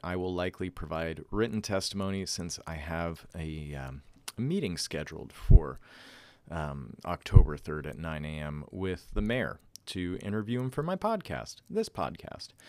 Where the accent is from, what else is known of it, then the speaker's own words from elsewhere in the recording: Northeast, United States; moved away as an adult; I grew up on the East Coast and the Northeast